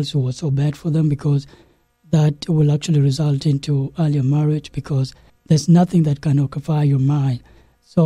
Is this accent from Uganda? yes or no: yes; Northern Region, Uganda; also born or lived in South Sudan; I grew up in Uganda. So it became a home to me in a refugee camp